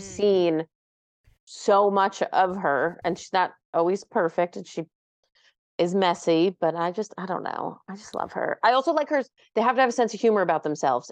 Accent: New York, United States; We're both from New York

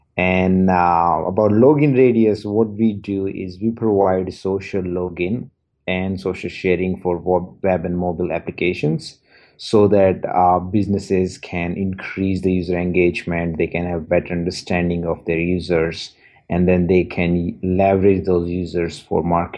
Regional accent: India; moved away as an adult; now in Edmonton, Canada; I'm originally from India, moved to Canada in 2006, an engineer by professional.

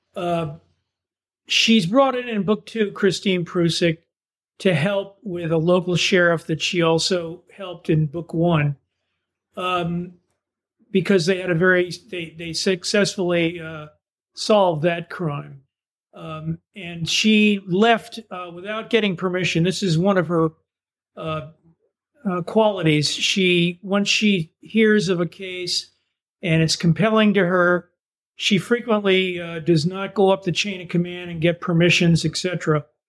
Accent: East Coast, United States; moved away as an adult; also born or lived in Southern Indiana; now in Vermont, United States; I'm from the East Coast originally

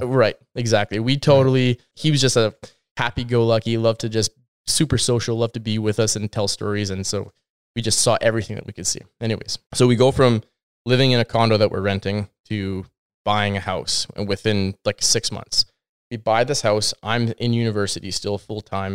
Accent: Kelowna, British Columbia, Canada; moved away as an adult; also born or lived in Alberta / Cairo, Egypt; now in Abbotsford, Canada; I grew up in Kelowna, just outside of Kelowna.

